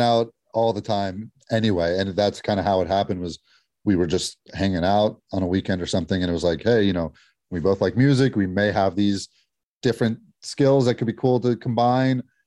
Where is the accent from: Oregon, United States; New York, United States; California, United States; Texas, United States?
California, United States; Los Angeles; we loved growing up in L A.